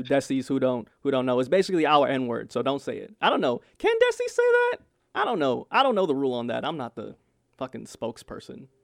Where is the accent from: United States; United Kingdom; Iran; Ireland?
United States; New York City, New York; I grew up in Brooklyn, you know, just predominantly black neighborhood, predominantly Caribbean area, too.